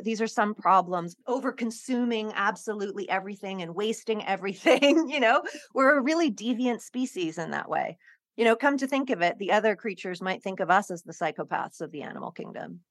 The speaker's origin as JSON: {"language": "English", "country": "Hong Kong", "tie": "born or raised there", "said": "I grew up in Hong Kong"}